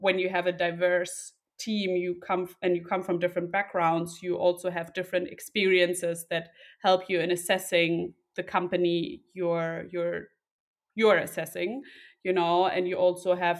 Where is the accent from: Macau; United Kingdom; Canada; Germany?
Germany; Berlin; Two siblings, no pets, from Berlin originally